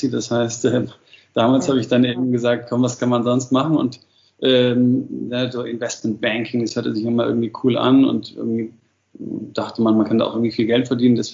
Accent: Madlitz, Brandenburg, Germany; also born or lived in mountains; Und gleichzeitig bin ich halt immer eigentlich in der Natur groß geworden. Also am Anfang äh, in den Bergen und, und, und dann nach der Wende eben immer mehr schon in Madlitz

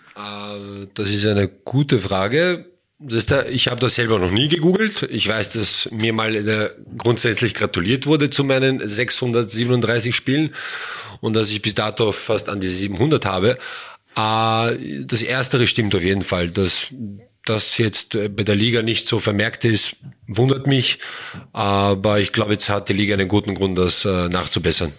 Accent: Vienna, Austria; also born or lived in Traiskirchen; now in Wels, Austria; komme ich ursprünglich aus Wien

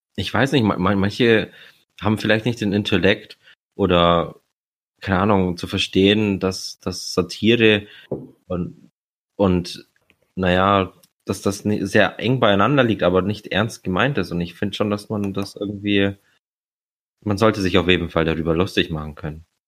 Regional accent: Romania; now in Germany; ich als Rumäne

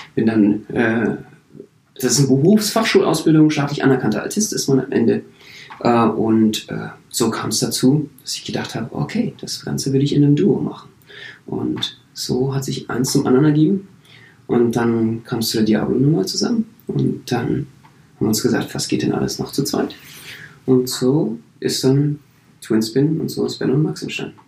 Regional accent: Berlin, Germany; ich bin Berliner

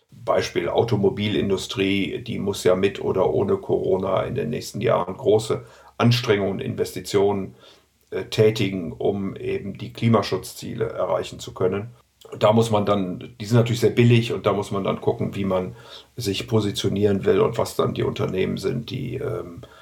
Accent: Rhineland, Germany; Ich meine, ich bin ja Rheinländer und insofern habe ich ja Optimismus äh, chromosomal aufgesogen

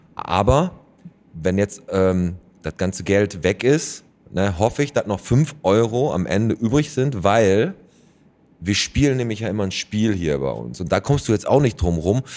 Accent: Bottrop, North Rhine-Westphalia, Germany; bei uns in Bottrop im Michaelismarkt

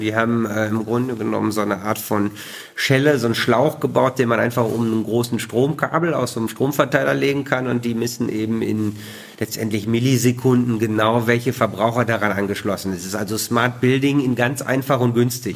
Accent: Bielefeld, North Rhine-Westphalia, Germany; moved away; ich bin Bielefelder, lebe da gerne

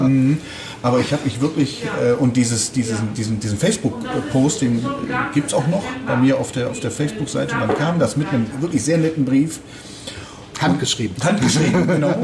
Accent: Düsseldorf, North Rhine-Westphalia, Germany; hier in meiner Geburtsstadt

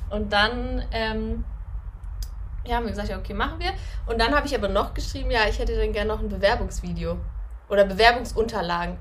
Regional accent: Northern Germany, Germany; accent: Hochdeutsch; moved away as an adult; now in Austria; ich komme ja aus Norddeutschland, also Hochdeutsch

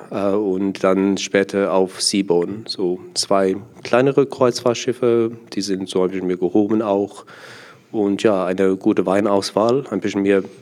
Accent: South Africa; German is a second language; moved away as an adult; now in Germany; Ja, ich bin ähm, nicht deutsch, ich bin gebürtig Südafrikaner äh, und bin seit 2015 hier in Deutschland äh, und ich ja, bin hier gekommen für Studium.

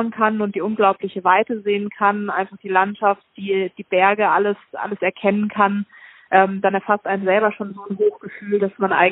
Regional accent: Germany; Ich komme aus der Mitte von Deutschland, da ist das mit dem Snowboarden doch eher schwierig von Haus aus.

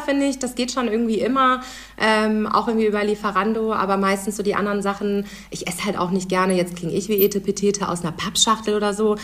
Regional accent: Husum, Schleswig-Holstein, Germany; now in Düsseldorf, Germany; ursprünglich äh, komme ich nämlich aus Husum

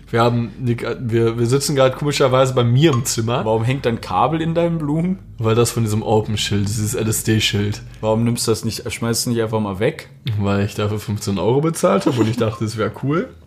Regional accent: Schwerte, North Rhine-Westphalia, Germany; bin 22 Jahre alt und komme aus dem wunderschönen Schwerte.

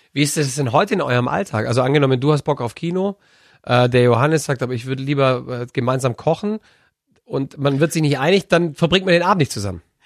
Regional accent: Bavaria, Germany; wir in Bayern

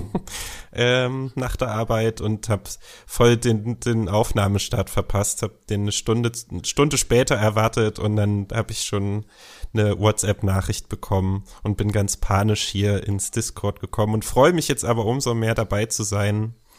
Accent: eastern Germany, Germany; ich bin genauso wie du im Osten geboren und aufgewachsen

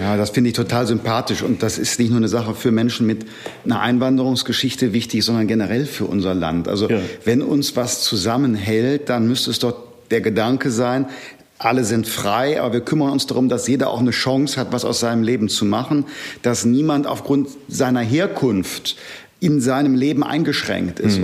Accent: Germany; Ich komme nicht aus Sachsen, sondern aus dem Rheinland

